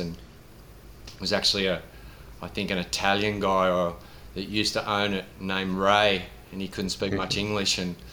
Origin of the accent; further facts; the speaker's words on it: Sydney, New South Wales, Australia; I grew up in Bondi